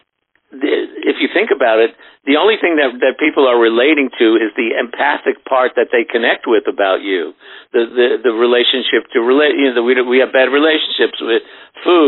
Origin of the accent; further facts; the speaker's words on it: New York City, New York, United States; I grew up in Brooklyn before it was unlivable